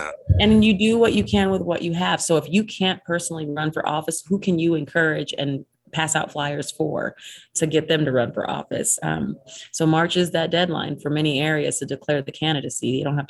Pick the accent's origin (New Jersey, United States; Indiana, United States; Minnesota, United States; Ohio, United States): Ohio, United States; Cleveland; now in Utah, United States; I came from Cleveland, so I was, you know, ignorance is definitely bliss, because I think no matter where you go in Utah, you're going to be like, oh, this is not.